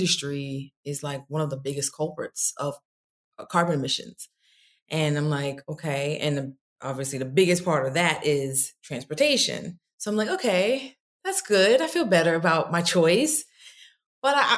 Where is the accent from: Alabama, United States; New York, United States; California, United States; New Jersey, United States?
New York, United States; moved away as an adult; also born or lived in Stamford, Connecticut; now in Atlanta, United States; I'm from New York